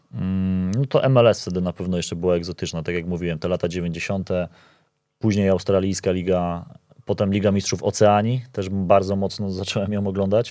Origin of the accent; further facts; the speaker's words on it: Poland; jestem z Polski